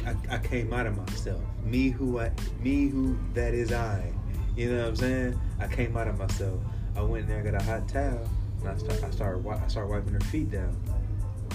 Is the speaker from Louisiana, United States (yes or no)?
no; California, United States; Growing up in California